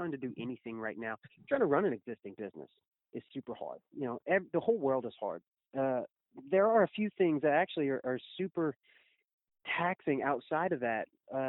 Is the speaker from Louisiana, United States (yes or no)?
yes; Crowley, Louisiana, United States; it's really Crowley, and it's not even Crowley. It's south of Crowley, in between all the crawfish ponds and rice fields. But when you're trying to tell people so that they'll understand it, I just say Lafayette.